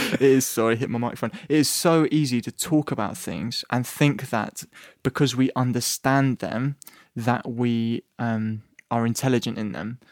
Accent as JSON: {"language": "English", "region": "England", "country": "United Kingdom", "said": "I'm English"}